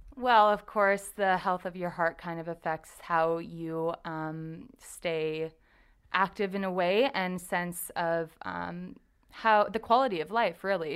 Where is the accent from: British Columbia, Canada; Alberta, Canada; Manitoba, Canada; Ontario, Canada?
Ontario, Canada; Windsor; I went to Saint Clair College, so I'm from Windsor